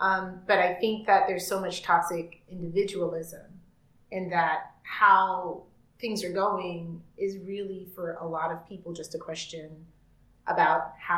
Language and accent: English; United States; now in Vienna, Austria; I'm American